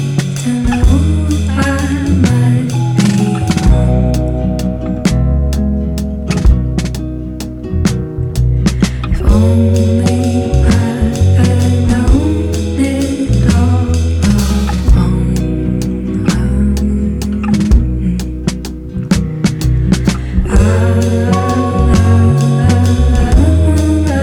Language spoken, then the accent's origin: English; Charlottesville, Virginia, United States; I'm a songwriter from Charlottesville, Virginia in the United States